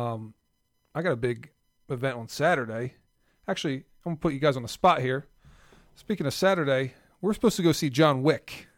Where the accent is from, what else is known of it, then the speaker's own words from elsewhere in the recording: South Jersey / Philadelphia, New Jersey, United States; I'm from South Jersey slash Philly